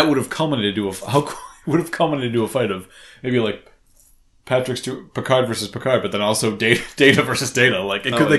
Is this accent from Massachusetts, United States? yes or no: yes; Boston, Massachusetts, United States; accent: Boston; you're all gonna have to deal with my Boston accent now.